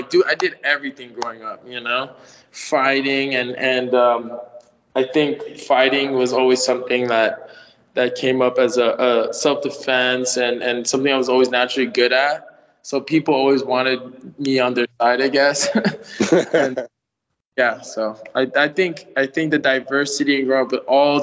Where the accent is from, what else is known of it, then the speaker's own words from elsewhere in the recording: San Francisco Bay Area, California, United States; also born or lived in Philippines / San Rafael / Vallejo / Richmond; I was born there, but I came here when I was like six. So I hardly remember what happens over there. I only know what, this is like my culture. I pretty much grew up here